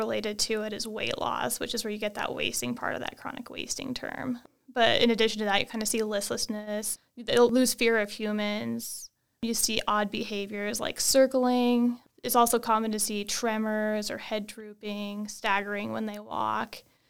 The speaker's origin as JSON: {"language": "English", "region": "Wyoming", "country": "United States", "tie": "born or raised there", "said": "I grew up in Wyoming doing, you know, all the outdoor things, camping, hiking, fishing, hunting, and always had that interest in the outdoors and animals"}